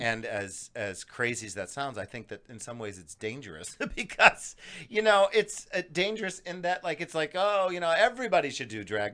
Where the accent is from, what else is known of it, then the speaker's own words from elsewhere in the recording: Scranton, Pennsylvania, United States; moved away; I grew up in Scranton, Pennsylvania